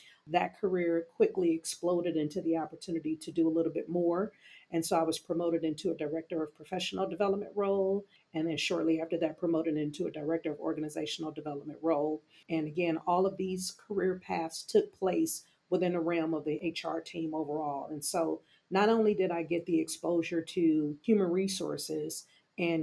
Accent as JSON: {"language": "English", "region": "California", "country": "United States", "tie": "born or raised there", "said": "Originally born and raised in California"}